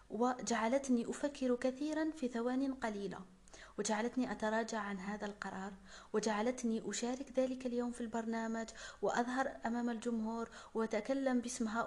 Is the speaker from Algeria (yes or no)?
yes; Algeria; دعوني أعرفكم على نفسي قليلا … من الجزائر طالبة ميكانيك ومؤلفة